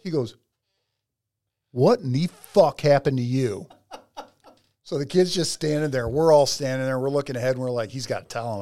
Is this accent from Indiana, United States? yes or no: no; North Ridgeville, Ohio, United States; I'm coming from North Ridgeville, Ohio